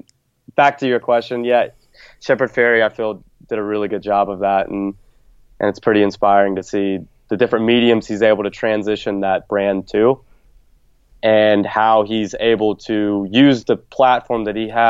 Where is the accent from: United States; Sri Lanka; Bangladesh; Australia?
United States; the South; growing up in the South